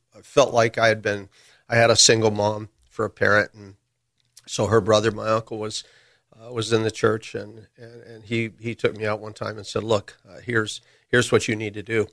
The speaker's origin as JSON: {"language": "English", "town": "Burbank", "region": "California", "country": "United States", "tie": "born or raised there", "said": "I grew up in Burbank."}